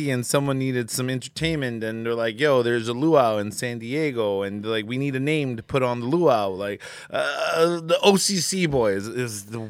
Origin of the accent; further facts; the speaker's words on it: American Samoa; also born or lived in Samoa; Originally, I'm from Samoa, American Samoa.